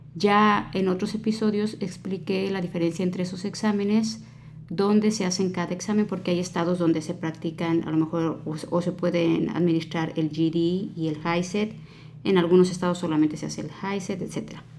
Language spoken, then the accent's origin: Spanish; Mexico; now in United States; los que venimos de México